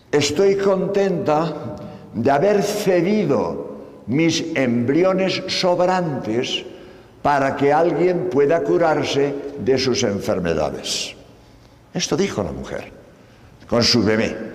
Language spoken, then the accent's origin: Spanish; Spain; Por cierto, como eh, sabéis, soy español, hace eh